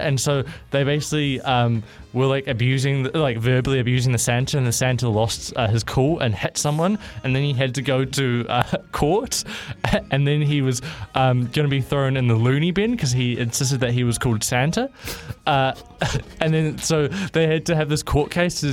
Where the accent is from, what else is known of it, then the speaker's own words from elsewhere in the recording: New Zealand; I'm Kiwi